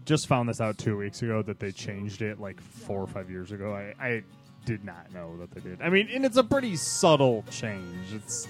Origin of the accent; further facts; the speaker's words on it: Detroit, Michigan, United States; but I like the fact that I'm from Detroit.